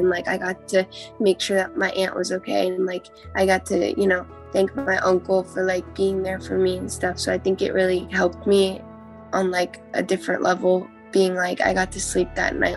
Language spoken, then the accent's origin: English; Hicksville, New York, United States; I'm from Hicksville, Long Island.